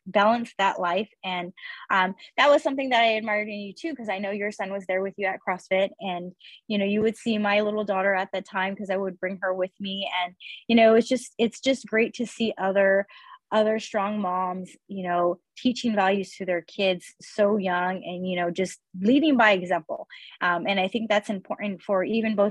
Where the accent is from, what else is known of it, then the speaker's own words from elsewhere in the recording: Earlimart, California, United States; also born or lived in Irvine, California; I grew up in Early Mart